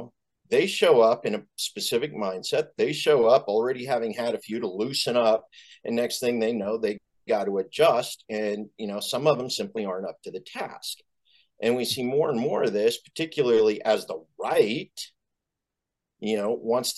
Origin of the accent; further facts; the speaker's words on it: Boise, Idaho, United States; I was raised in Boise, Idaho, you know, conservative capital of the world